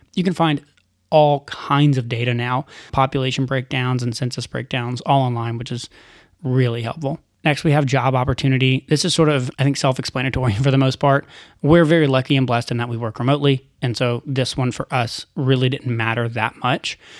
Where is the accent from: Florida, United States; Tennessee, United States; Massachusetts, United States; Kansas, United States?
Tennessee, United States; Chattanooga; moved away as an adult; I grew up in Chattanooga